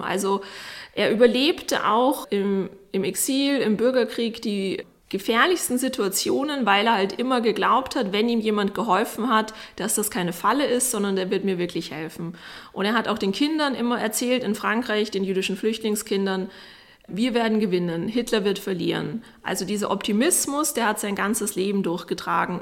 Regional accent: Vienna, Austria; Arthur und ich sind quasi beide in derselben Wohnung aufgewachsen im Abstand von 60 Jahren

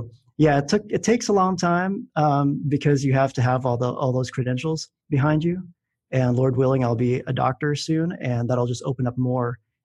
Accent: Philippines; moved away; I grew up in the Philippines

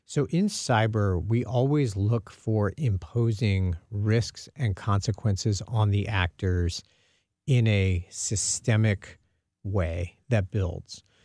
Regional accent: Dallas, Texas, United States; now in St. Louis, United States; I'm originally from the Dallas area.

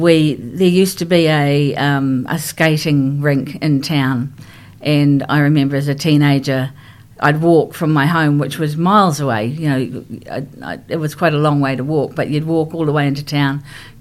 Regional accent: Rotorua, Bay of Plenty, New Zealand; also born or lived in Christchurch; when I was 5 years of age, we moved to Rotorua from Christchurch. So Christchurch is my hometown, but I was away from Christchurch for many years. So we moved to Rotorua. And I started school there. I enjoyed being up in Rotorua. Sort of when I went there at five, it was a small town, and it's grown quite significantly since then.

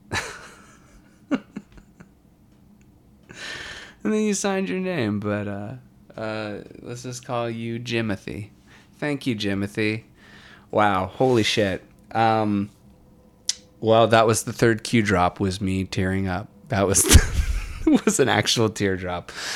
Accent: Warrenton, Virginia, United States; my hometown of Warrenton, Virginia

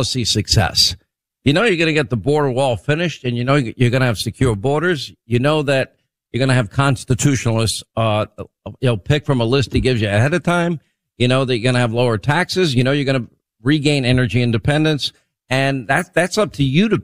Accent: New York, United States; I grew up in New York

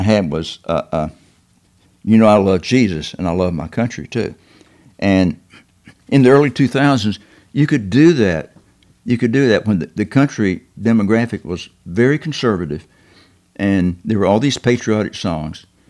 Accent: the South, United States; being a Southerner

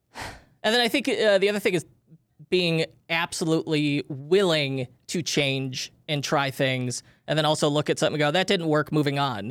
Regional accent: Chicago, Illinois, United States; we grew up in Chicagoland

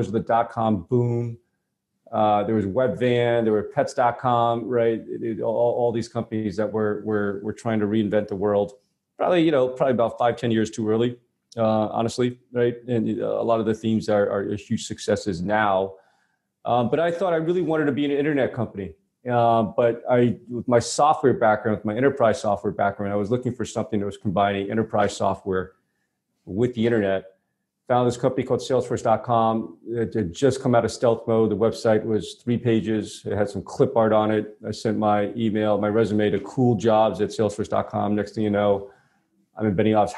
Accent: New York City, New York, United States; I grew up in Brooklyn, New York

